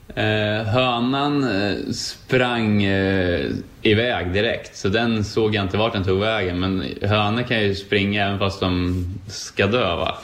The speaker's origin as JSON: {"language": "Swedish", "country": "Sweden", "also_born_or_lived": "United States", "moved": "as an adult", "said": "hemma i Sverige"}